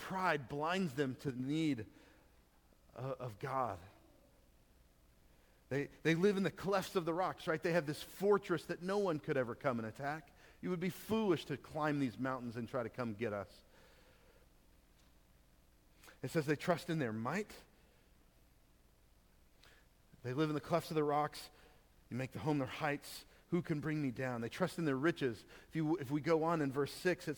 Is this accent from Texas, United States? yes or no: yes; Texas, United States; Being a Texan